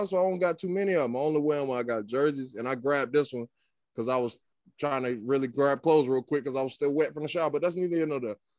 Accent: Florida, United States; moved away; When I was growing up in Florida

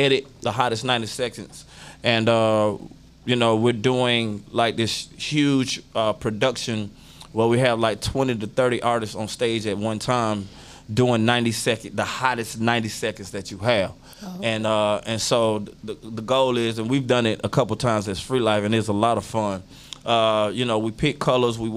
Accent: Florida, United States; moved away; I'm from Florida, and so my people are down there

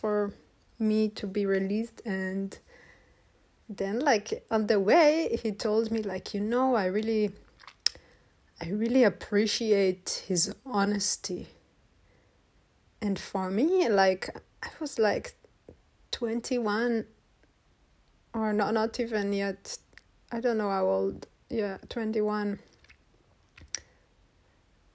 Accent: Israel; moved away; I'm from Israel

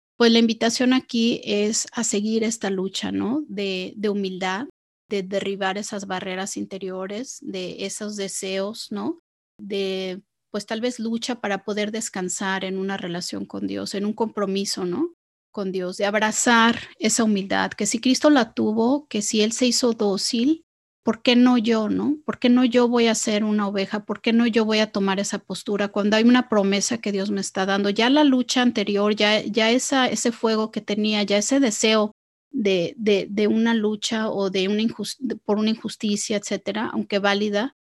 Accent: Mexico; yo eh, crecí en México

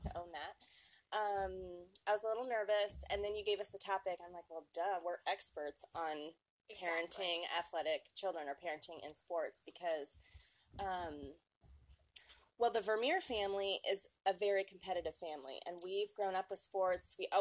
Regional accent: Des Moines, Iowa, United States; We're from Des Moines

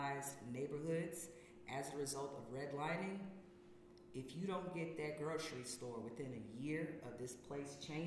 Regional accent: the South, United States; I'm coming from the South.

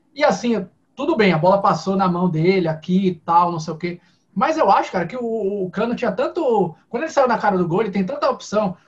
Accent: Bahia, Brazil; como bom baiano

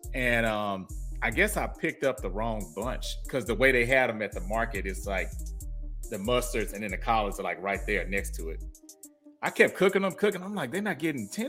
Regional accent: Houston, Texas, United States; now in Dallas, United States; I'm actually from Houston

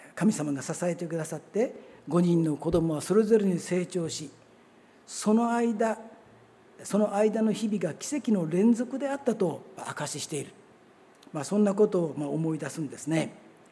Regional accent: Kawasaki, Kanagawa, Japan; also born or lived in Abashiri, Hokkaido / Ibaraki; 小学校の5年生の時から実はあのここの近くに住んでたんですねあの南河原小学校のもうすぐ近く

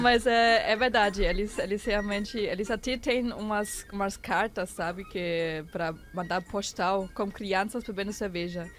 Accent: near Frankfurt, Hesse, Germany; also born or lived in Porto Alegre, Brazil; now in São Paulo, Brazil; Eu nasci perto de Frankfurt.

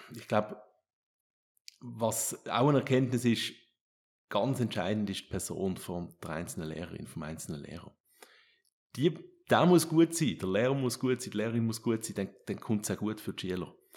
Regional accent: Switzerland; bei uns in der Schweiz

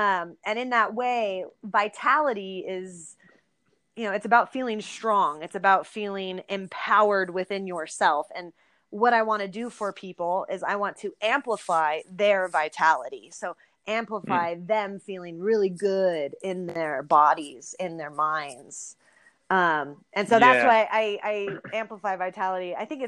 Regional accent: California, United States; born or raised there

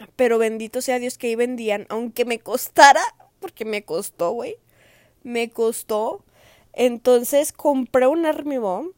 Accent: Jalisco, Mexico; moved away; del estado de Jalisco, de donde yo soy, de donde me vieron hacer

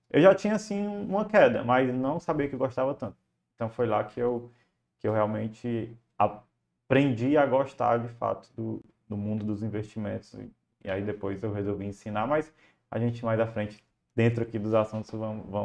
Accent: Fortaleza, Ceará, Brazil; Olha, eu sou de Fortaleza, Ceará

